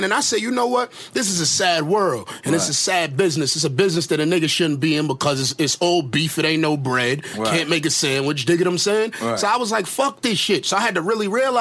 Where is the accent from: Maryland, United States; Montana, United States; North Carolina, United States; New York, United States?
New York, United States; New York City; I'm from the East, like, my whole life.